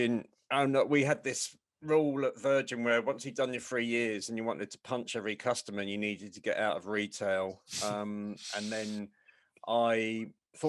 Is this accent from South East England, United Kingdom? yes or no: yes; Portchester, South East England, United Kingdom; I was brought up in Portsmouth. I was brought up in Portchester, actually